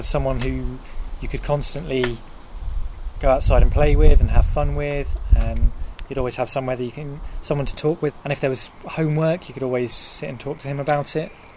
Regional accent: Norfolk, East of England, United Kingdom; I grew up in Norfolk

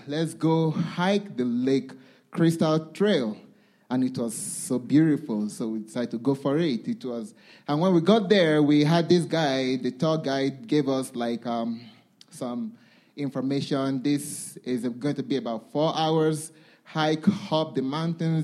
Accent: Nigeria; I come from Nigeria

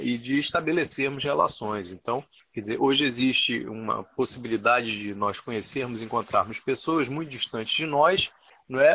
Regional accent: Manaus, Amazonas, Brazil; eu sou aqui de Manaus mesmo

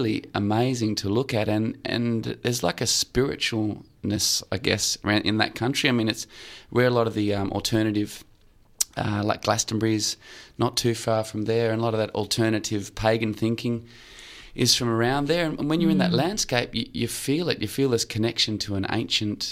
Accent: Australia; I'm from Australia, born here

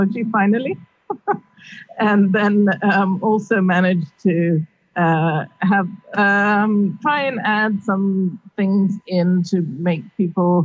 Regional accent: Nairobi, Kenya; moved away as an adult; now in Davis, United States; I grew up in Nairobi

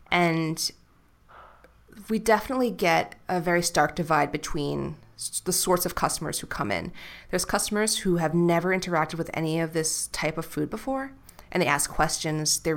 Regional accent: New York City, New York, United States; And I'll just say, like, New York City.

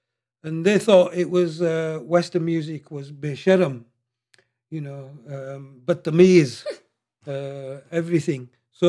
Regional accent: Mandra, Punjab, Pakistan; born there; I was born in just outside Rawalpindi, and I was born in this place called Mandra, which is notorious for murderers.

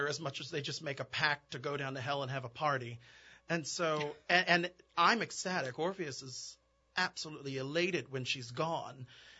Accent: New Orleans, Louisiana, United States; I am singing Orpheus. I'm a tenor, and I'm from New Orleans.

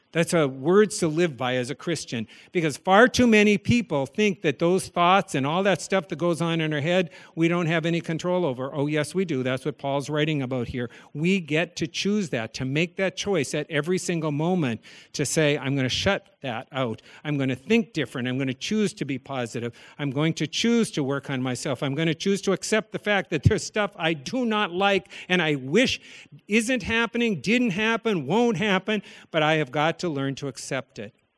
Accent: the Dakotas, United States; As a child growing up in the Dakotas

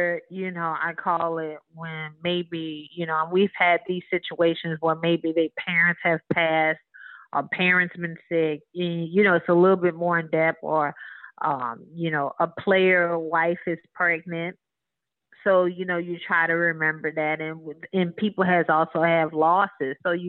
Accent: Marrero, Louisiana, United States; So, of course, you know, I said I'm from Marrero, New Orleans.

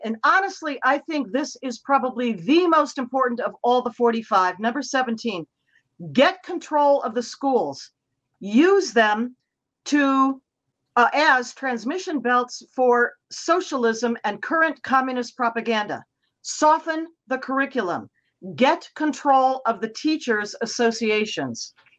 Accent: Cleveland, Ohio, United States; moved away; I grew up in Cleveland, Ohio, where I still have family and high school and college girlfriends.

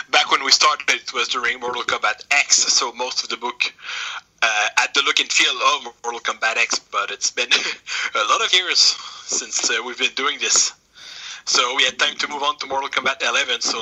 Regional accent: Quebec, Canada; also born or lived in Saint-Jérôme; I'm from uh, Canada, from the province of Quebec. I live in Saint Jerome.

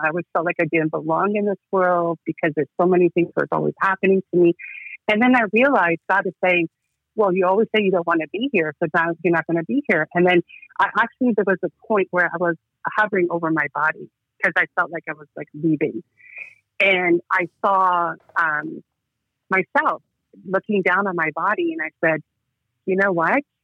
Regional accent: Toronto, Ontario, Canada; also born or lived in Georgia; So I live in Toronto, Ontario, Canada. I immigrated from Georgia, South of Russia, when I was four years old, and I've been living in Toronto ever since then

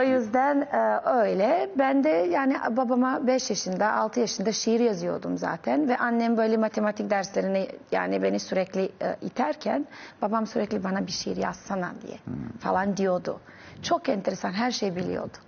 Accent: Novi Pazar, Serbia; Turkish is a second language; moved away as an adult; also born or lived in Belgrade, Serbia; now in Istanbul, Turkey; ben çok küçük bir şehirde doğdum. Novi Pazar denen

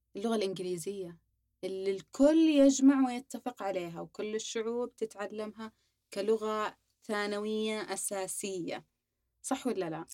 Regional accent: Saudi Arabia; سعودي صافي تربينا في السعودية درسنا في السعودية جميع مراحلنا في السعودية

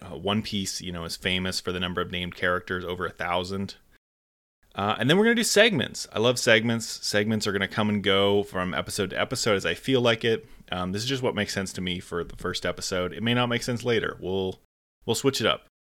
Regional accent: Canada; I am Canadian

